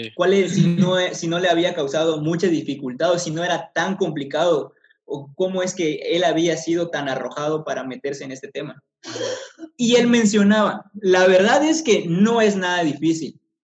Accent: Mexico

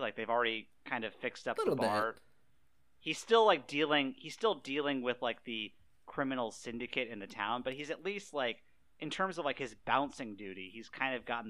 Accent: Sacramento, California, United States; we're from Sacramento.

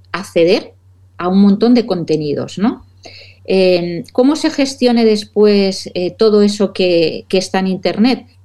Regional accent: Valencian Community, Spain; yo soy muy de arroces, como buena valenciana.

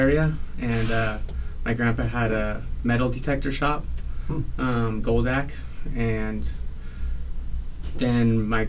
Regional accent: Carmel-by-the-Sea, California, United States; I was born in Carmel, three blocks from the beach in Carmel. Yeah, Carmel by the sea.

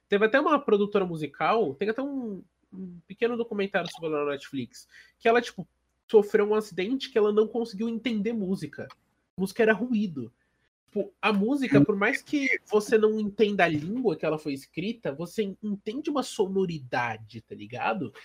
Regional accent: Brazil; a gente é brasileiro

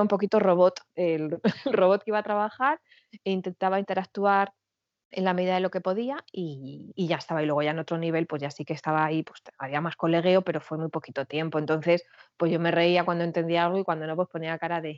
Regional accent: Madrid, Community of Madrid, Spain; moved away as an adult; now in France; yo soy de Madrid y tengo 43 años

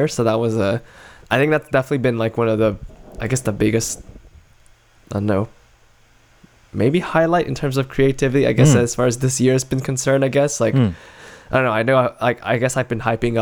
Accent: Adelaide, South Australia, Australia; my hometown of Adelaide

